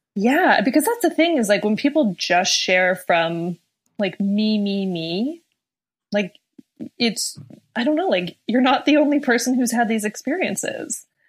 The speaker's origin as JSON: {"language": "English", "country": "Canada", "said": "being Canadian"}